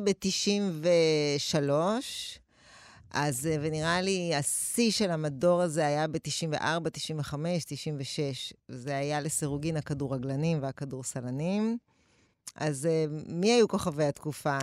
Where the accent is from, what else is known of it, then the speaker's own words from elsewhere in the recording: Tel Aviv, Tel Aviv District, Israel; גדלתי באפקה, גבול רמת אביב ג', רחוב משמר הגבול